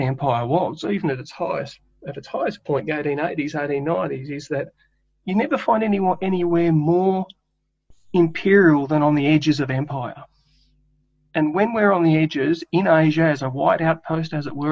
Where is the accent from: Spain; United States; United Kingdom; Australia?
Australia; New South Wales; I call myself a New South Welshman